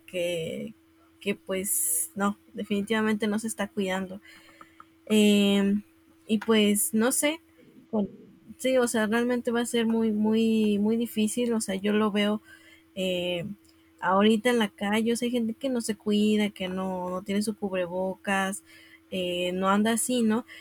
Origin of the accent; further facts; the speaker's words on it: Puebla, Mexico; yo soy de Puebla